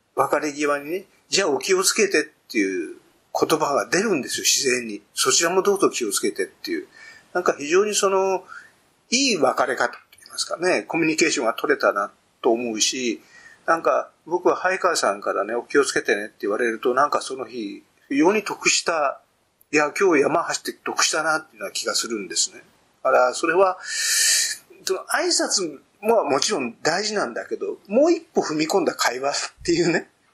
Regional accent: Tokyo, Japan; 最初の山は高尾山だと思いますよ。うん。あの、最初の動物園は井の頭公園の動物園

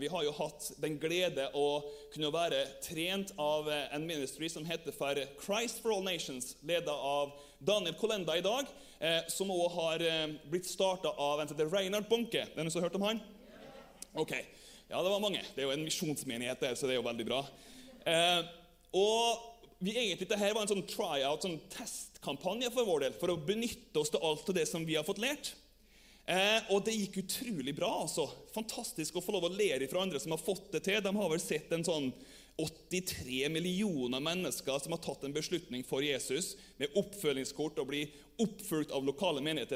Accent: Averøya, Møre og Romsdal, Norway; now in Germany; Jeg kommer jo fra Averøya

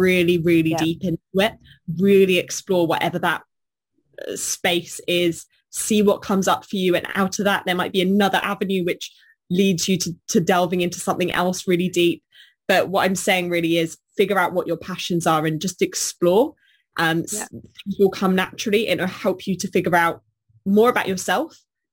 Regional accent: Bournemouth, South West England, United Kingdom; I was born in Bournemouth

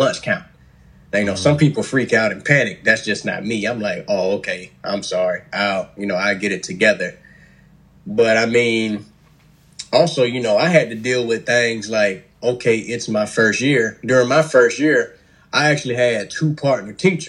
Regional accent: Columbia, South Carolina, United States; Born and raised in Columbia, South Carolina.

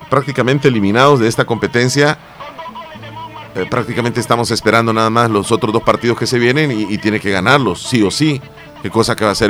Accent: El Salvador; Y quisiera que las cosas fueran diferentes, pues como todo salvadoreño.

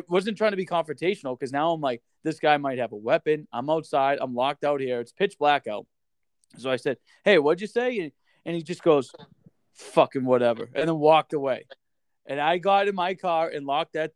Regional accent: Boston, Massachusetts, United States; moved away as an adult; now in North Dakota, United States; growing up in Massachusetts

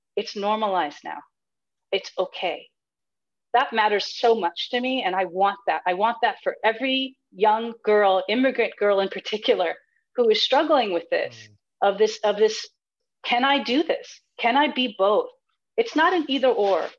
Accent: United States; I was born here in the United States. And and though we were here in the United States, I have grown up in a rather traditional household

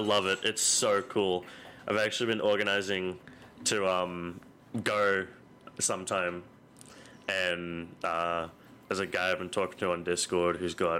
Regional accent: Australia; I'm just some wacky Australian guy.

